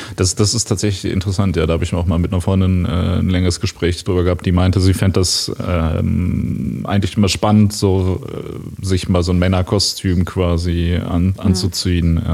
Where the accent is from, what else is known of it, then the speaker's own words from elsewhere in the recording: Ruhr area, North Rhine-Westphalia, Germany; ich komme ja aus dem, aus dem Ruhrgebiet.